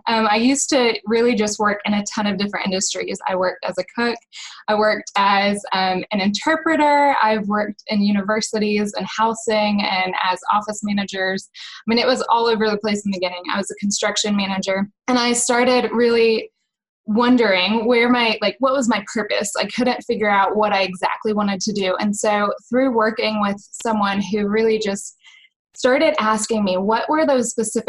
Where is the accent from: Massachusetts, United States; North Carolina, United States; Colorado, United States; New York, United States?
North Carolina, United States; now in Missouri, United States; I am from North Carolina. I'm currently living in Missouri, and I'm moving to Philadelphia.